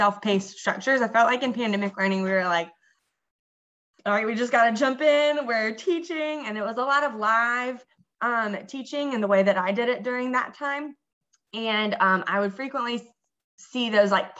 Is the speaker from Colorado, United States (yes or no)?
no; Columbia, South Carolina, United States; moved away as an adult; now in Durham, United States; I'm from Columbia, South Carolina